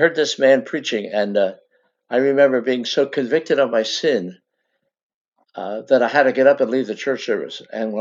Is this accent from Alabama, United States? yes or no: no; Philadelphia, Pennsylvania, United States; born or raised there